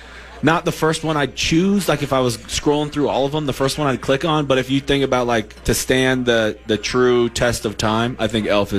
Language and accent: English; Nebraska, United States; now in Minnesota, United States; I grew up in Nebraska, so it's kind of close.